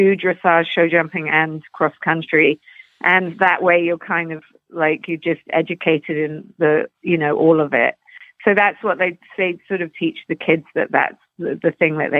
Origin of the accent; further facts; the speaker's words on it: London, United Kingdom; now in Canada; I grew up in Putney, which is just on the outskirts, kind of southwest London, and near Surrey